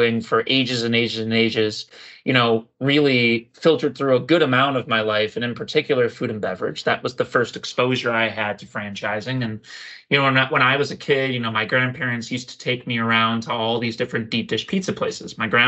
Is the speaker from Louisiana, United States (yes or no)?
no; Chicago, Illinois, United States; I am from Chicago